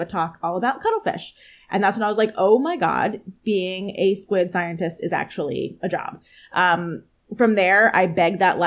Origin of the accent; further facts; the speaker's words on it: outside of Philadelphia, Pennsylvania, United States; I grew up right outside of Philadelphia